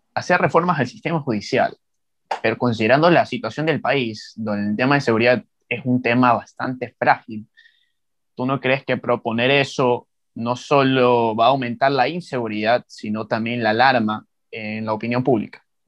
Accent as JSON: {"language": "Spanish", "country": "Ecuador", "said": "joven ecuatoriano"}